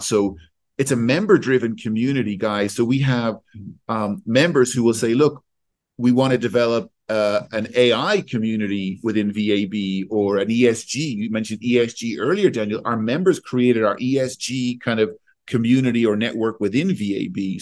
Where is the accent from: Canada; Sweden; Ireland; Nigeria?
Ireland; also born or lived in Switzerland; now in London, United Kingdom; I'm Irish. I live between London and Switzerland.